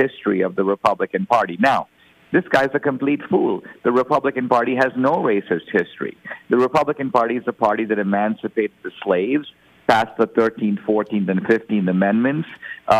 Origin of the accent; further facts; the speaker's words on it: India; now in United States; I come originally from India